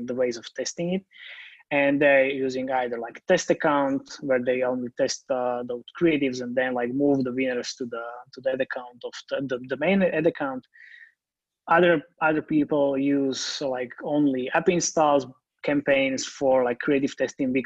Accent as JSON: {"language": "English", "country": "Slovakia", "said": "I'm based in Slovakia, and I'm from Slovakia"}